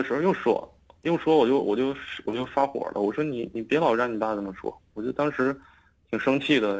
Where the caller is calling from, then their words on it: Shenyang, Liaoning, China; 我是沈阳的 {S1} 嗯 {S3} 听众